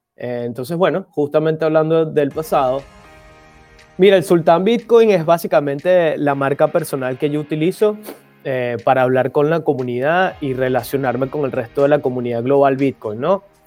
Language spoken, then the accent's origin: Spanish; Venezuela; como venezolano en el 2013, hijo, hijo de dueño de negocio en Venezuela